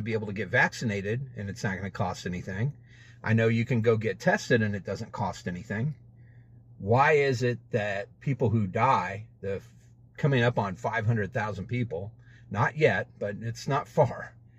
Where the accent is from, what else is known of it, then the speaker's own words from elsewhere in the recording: United States; I'm an American. I'm a United States citizen